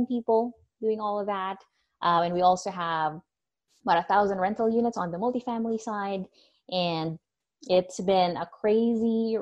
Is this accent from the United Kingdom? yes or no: no; Philippines; now in Florida, United States; I'm originally from the Philippines